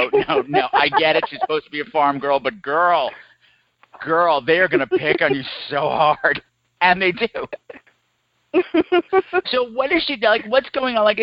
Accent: Long Island, New York, United States; I grew up on Long Island

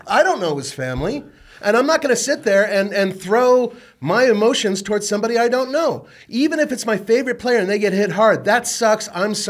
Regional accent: California, United States; I grew up in California. I absolutely...

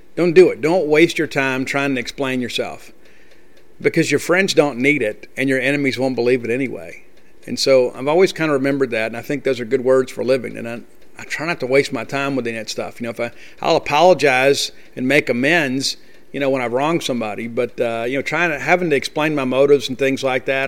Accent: Columbia, Mississippi, United States; also born or lived in Canton, Mississippi; I am from Columbia, Mississippi. I grew up there

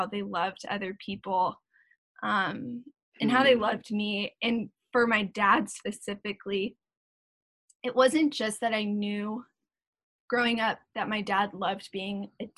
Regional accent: South Orange County, California, United States; also born or lived in Las Vegas, Nevada; I was born in Las Vegas, Nevada. We were not there for long though. My parents wanted to move us. And so I moved to California, specifically South Orange County, when I was two

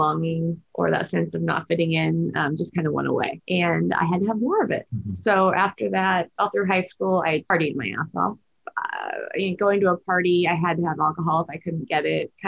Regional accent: Huntington Beach, California, United States; I grew up in Orange County, Huntington Beach, in Newport Beach

